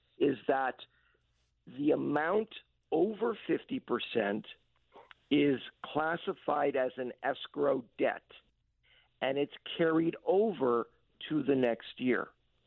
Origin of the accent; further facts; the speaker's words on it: Montreal, Quebec, Canada; since I was 6 years old, growing up in Montreal